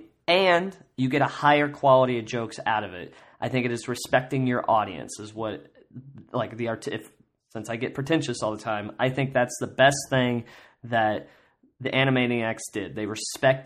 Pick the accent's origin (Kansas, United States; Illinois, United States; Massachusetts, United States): Kansas, United States; I grew up in Kansas